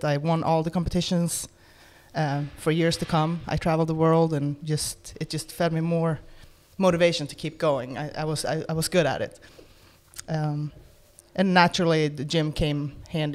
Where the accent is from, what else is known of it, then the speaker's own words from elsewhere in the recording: Sweden; moved away as an adult; now in Florida, United States; I was born in Sweden. Currently live in Florida